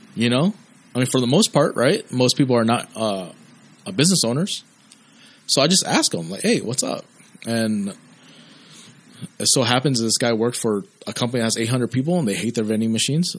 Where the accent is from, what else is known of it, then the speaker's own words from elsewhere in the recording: United States; been born and raised in America